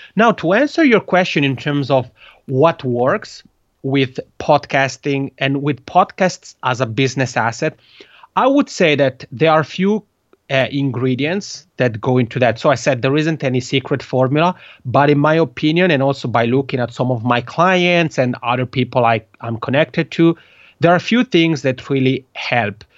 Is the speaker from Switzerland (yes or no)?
yes; Italian-speaking part of Switzerland, Italian-speaking Switzerland, Switzerland; first language Italian; English is a second language; moved away as an adult; now in Helsinki, Finland; I have a funny accent is because Italian is my mother tongue. I'm originally from the Italian speaking part of Switzerland